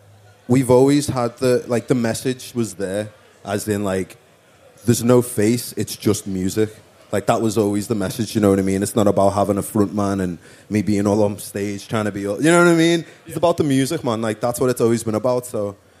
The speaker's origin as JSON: {"language": "English", "town": "Liverpool", "region": "North West England", "country": "United Kingdom", "tie": "born or raised there", "also_born_or_lived": "London", "said": "I lived in London for a little bit, but that was when I was like a toddler. {S4} Okay. {S7} And then we moved back to Liverpool. So, yeah. Grew up in Toxteth in Liverpool."}